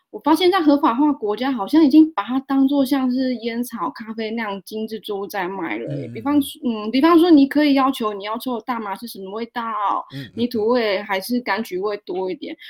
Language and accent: Chinese; Taiwan; 每次出国讲我来自台湾都会被误认为台联的泰国